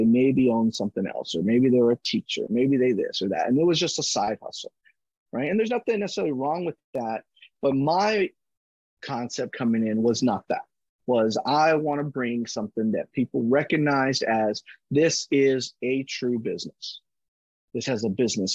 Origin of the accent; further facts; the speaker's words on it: Kingsville, Texas, United States; I grew up in Kingsville